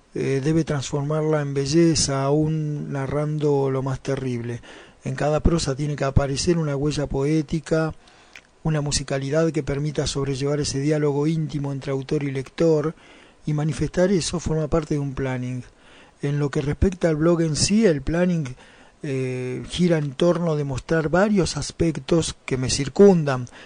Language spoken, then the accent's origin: Spanish; Argentina; aquí en mi país, en Argentina.